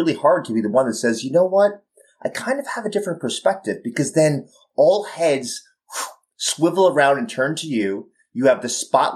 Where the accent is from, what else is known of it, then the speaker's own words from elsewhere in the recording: New York, United States; I'm a pretty candid New Yorker